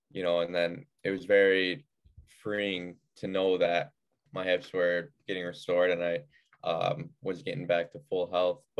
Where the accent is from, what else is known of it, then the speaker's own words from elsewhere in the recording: Clarence, New York, United States; Yeah. Um, so suburb of Buffalo, uh, grew, grew up playing for like the Buffalo Regals, Buffalo Junior Sabres, um, just the youth programs there.